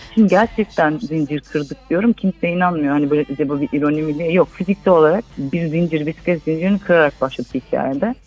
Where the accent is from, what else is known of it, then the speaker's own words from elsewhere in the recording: Istanbul, Turkey; also born or lived in England / United States; Ben Göztepe Bağdat Caddesi Özgürlük Parkı civarında büyüdüm